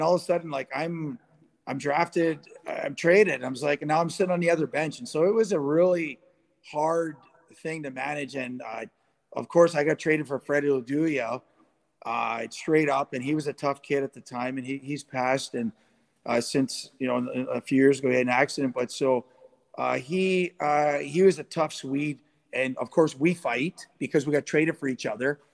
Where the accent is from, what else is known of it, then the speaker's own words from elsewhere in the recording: Sault Ste. Marie, Ontario, Canada; also born or lived in Guelph / New York / Boston / Los Angeles; born and raised in Sault Ste. Marie